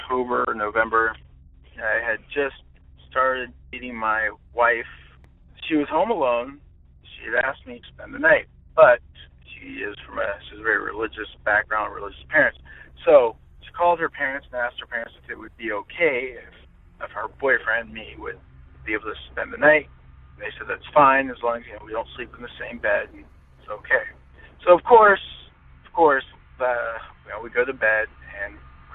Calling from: Orange County, California, United States; I'm calling from Orange County, California

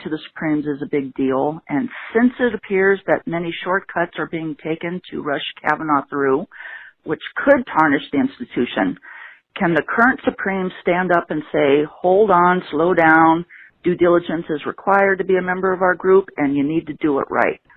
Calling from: Tucson, Arizona, United States; I'm calling from Tucson, Arizona.

